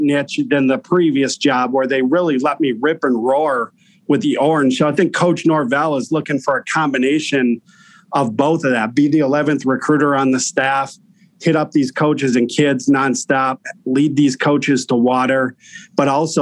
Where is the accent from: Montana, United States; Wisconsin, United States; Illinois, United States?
Wisconsin, United States; moved away; my home state in Wisconsin